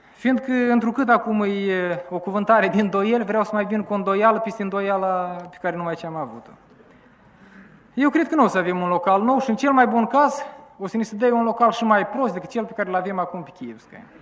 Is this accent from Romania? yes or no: no; Chișinău, Moldova; aici la noi la Chișinău